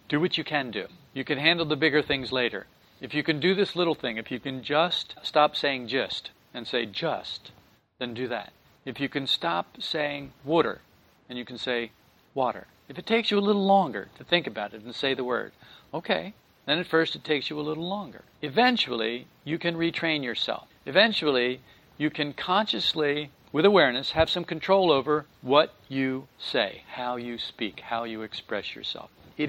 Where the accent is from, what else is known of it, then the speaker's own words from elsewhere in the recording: New Jersey, United States; twang? And I said, yeah. I told her I was from New Jersey. And she said, well, you know, I can't hear my own accent.